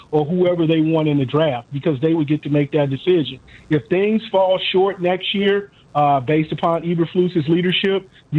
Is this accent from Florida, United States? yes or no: no; Chicago, Illinois, United States; I grew up in Chicago.